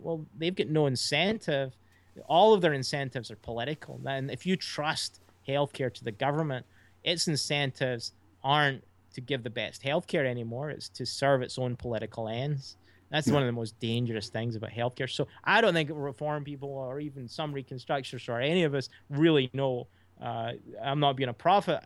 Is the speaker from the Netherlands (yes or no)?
no; Scotland, United Kingdom; moved away as an adult; now in United States